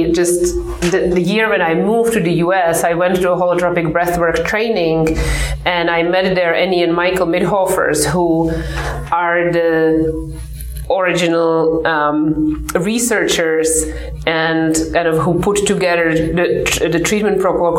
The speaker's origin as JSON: {"language": "English", "country": "Czechia", "tie": "born or raised there", "moved": "yes", "lives_now": "United States", "said": "So I come from the Czech Republic. I grew up in the communist time."}